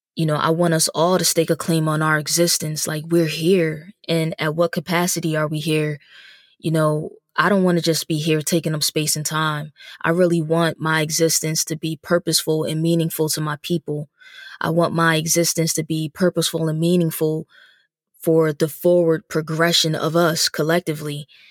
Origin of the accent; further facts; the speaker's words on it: New Jersey, United States; moved away as an adult; also born or lived in Dallas, Texas; now in Philadelphia, United States; I'm originally from New Jersey. Um, I, I'm really a tri-state baby, but from New Jersey